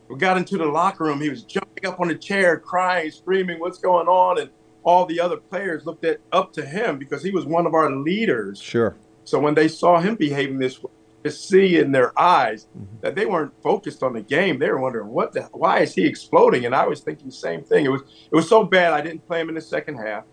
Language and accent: English; East Orange, New Jersey, United States; also born or lived in Pennsylvania; I was born in New Jersey, grew up in New Jersey